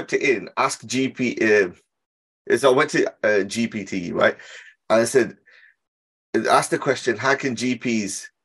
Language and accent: English; Birmingham, West Midlands, United Kingdom; I'm from Handsworth